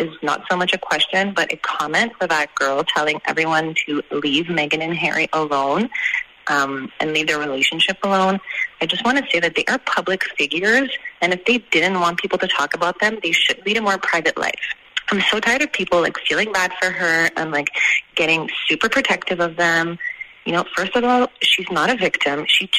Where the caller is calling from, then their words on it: Montreal, Quebec, Canada; I'm calling from Montreal, Canada.